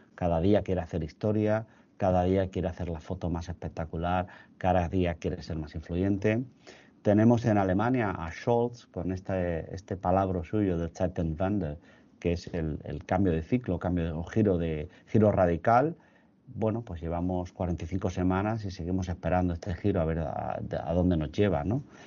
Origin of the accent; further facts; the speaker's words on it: Spain; como europeos, como españoles